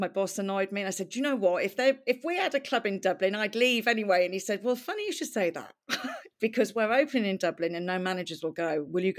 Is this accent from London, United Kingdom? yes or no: no; Wales, United Kingdom; accent: Welsh; So yeah, I used my Welsh accent for quite some time.